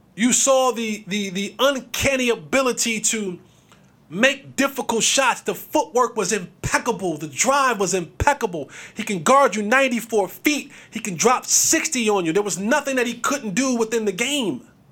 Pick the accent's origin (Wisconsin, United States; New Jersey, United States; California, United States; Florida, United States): New Jersey, United States; Growing up in Jersey